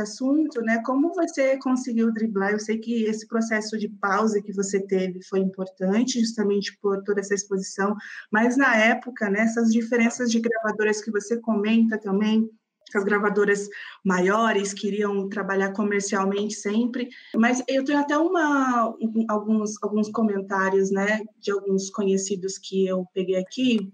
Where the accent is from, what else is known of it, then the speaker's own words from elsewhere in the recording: Santo André, São Paulo, Brazil; also born or lived in Vila Matilde, São Paulo / São Bernardo do Campo; eu sou da BC, eu nasci em São Bernardo e cresci uma outra parte minha no, em Santo André